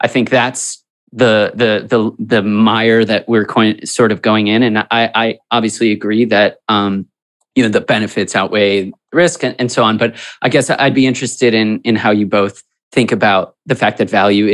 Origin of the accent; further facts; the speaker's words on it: Chicago, Illinois, United States; we're from Chicago